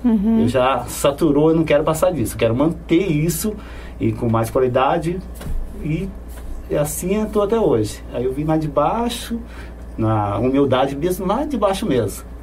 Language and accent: Portuguese; São Paulo, Brazil; Então, eu vim de São Paulo, eu fazia tijolo, trabalhava na olaria com a família inteira, né?